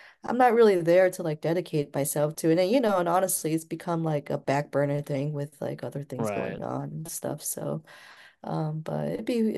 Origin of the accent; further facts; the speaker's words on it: Cleveland, Ohio, United States; also born or lived in Pulau Bidong, Malaysia; I was from Cleveland